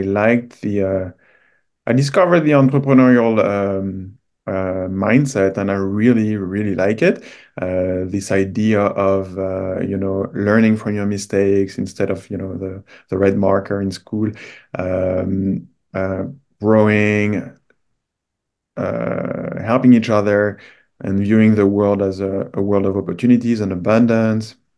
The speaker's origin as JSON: {"language": "English", "country": "France", "moved": "as an adult", "lives_now": "Canada", "said": "I'm originally from France."}